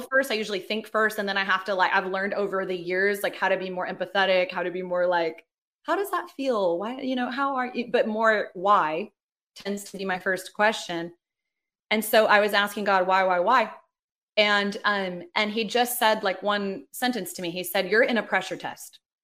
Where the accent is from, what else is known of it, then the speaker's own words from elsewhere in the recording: Los Angeles, California, United States; moved away as an adult; also born or lived in Sydney, Australia / New York; now in Atlanta, United States; I'm from Los Angeles.